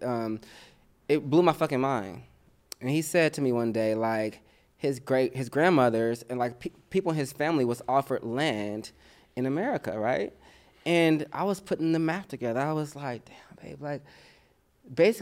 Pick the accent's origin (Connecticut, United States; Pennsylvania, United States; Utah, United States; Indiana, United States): Indiana, United States; Indianapolis; now in Los Angeles, United States; I growing up in Indiana